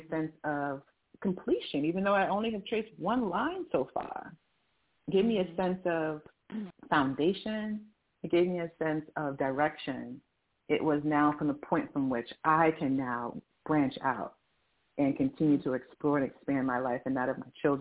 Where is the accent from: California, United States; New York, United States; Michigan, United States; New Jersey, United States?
New Jersey, United States; moved away as an adult; now in Arizona, United States; I was born and raised in New Jersey.